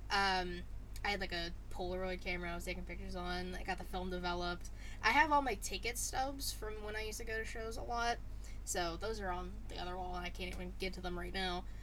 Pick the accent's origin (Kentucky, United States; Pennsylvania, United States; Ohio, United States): Pennsylvania, United States; Pittsburgh; Pennsylvania, Pittsburgh.